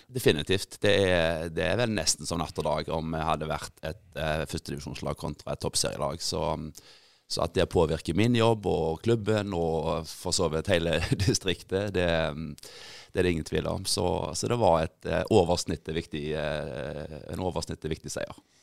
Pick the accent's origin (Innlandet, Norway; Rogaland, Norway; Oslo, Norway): Rogaland, Norway; Grinde; jeg kom opprinnelig fra Grinde